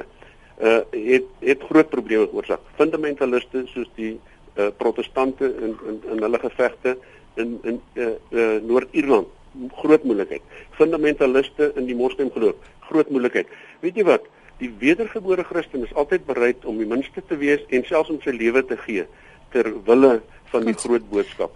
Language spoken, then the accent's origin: Afrikaans; South Africa; As ek moet praat as as Afrikaner